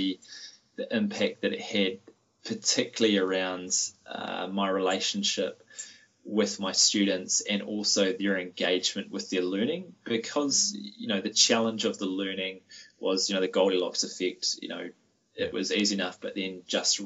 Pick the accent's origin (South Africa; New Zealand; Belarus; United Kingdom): New Zealand; we as Kiwi educators